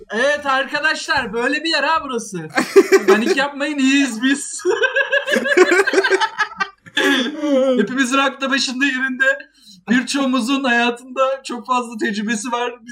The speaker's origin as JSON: {"language": "Turkish", "region": "Antalya", "country": "Turkey", "said": "Mehmet abi Antalya ben."}